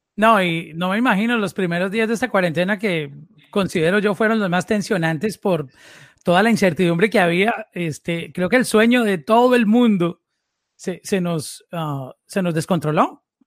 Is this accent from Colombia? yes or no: yes; Medellín, Antioquia, Colombia; yo también vengo de, de esa misma área.